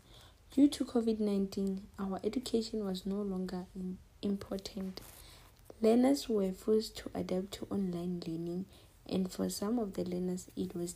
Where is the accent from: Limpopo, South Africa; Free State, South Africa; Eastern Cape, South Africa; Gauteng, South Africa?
Limpopo, South Africa; I'm from Limpopo